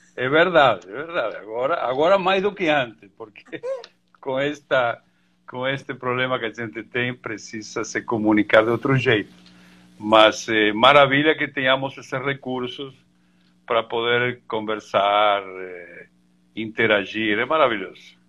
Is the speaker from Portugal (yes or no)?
no; Mendoza, Argentina; Portuguese is a second language; moved away as an adult; also born or lived in Buenos Aires; now in Brazil; Eu sou argentino, nascido em Buenos Aires e criado e, e formado em Mendoza